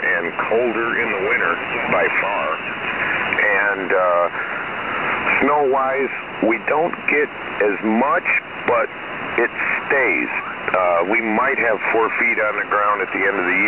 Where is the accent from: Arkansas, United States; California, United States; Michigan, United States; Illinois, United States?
Michigan, United States; Saginaw; also born or lived in Tiffin, Ohio; I'm originally from Michigan, Saginaw area